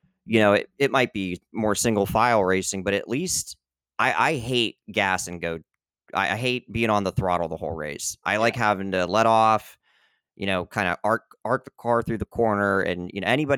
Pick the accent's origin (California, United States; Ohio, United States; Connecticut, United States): Ohio, United States; Northeast; I'm from Northeast Ohio